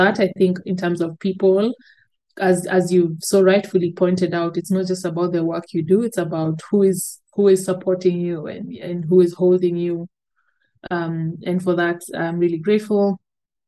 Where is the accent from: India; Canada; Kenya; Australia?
Kenya; as a Kenyan